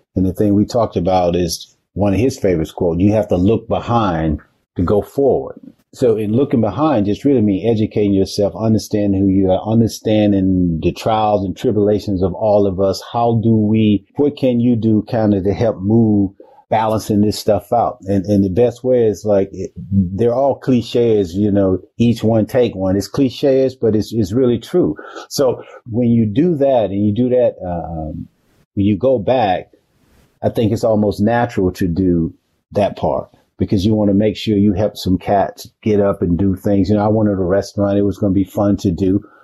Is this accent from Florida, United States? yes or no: no; Macon, Georgia, United States; moved away; my home city of Macon